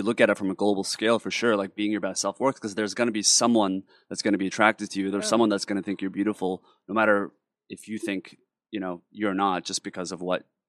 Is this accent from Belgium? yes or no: no; South Korea; moved away; particularly growing up in Korea